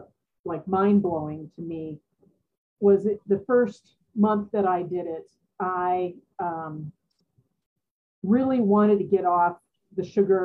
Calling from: Colorado, United States; I'm in Colorado.

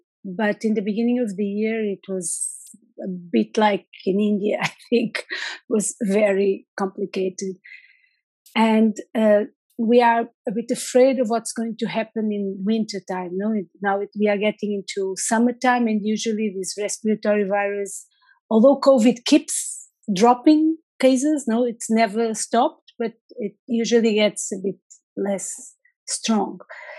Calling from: Lisbon, Portugal; So I'm logging in from Lisbon, from the capital of Portugal.

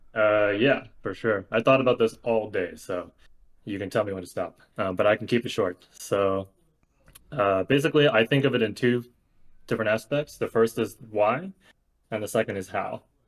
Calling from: Bay Area, California, United States; calling from the Bay Area

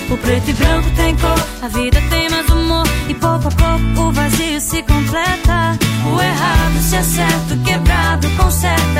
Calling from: Salvador, Bahia, Brazil; de Salvador, sou de Salvador, e acompanho a Rádio Vai Vai Brasília com Rose de Bar

